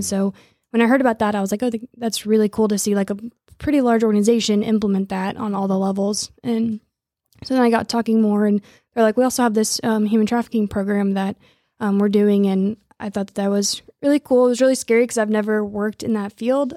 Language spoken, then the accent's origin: English; Lawrence, Kansas, United States; also born or lived in Philippines; I grew up in Lawrence and live in Lawrence now